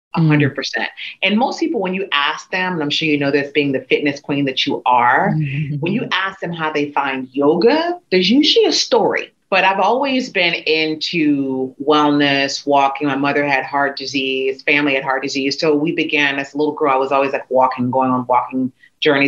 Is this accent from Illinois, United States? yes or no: no; Memphis, Tennessee, United States; moved away as an adult; also born or lived in New York / Newark; I am from Memphis. And I just moved here.